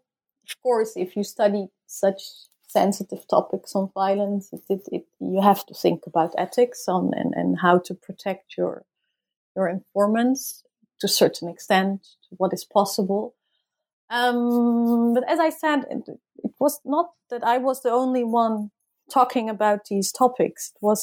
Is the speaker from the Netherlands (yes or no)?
yes; Netherlands; And also I did inform the tribunals, okay, I'm from the Netherlands and I'm here to study the trial.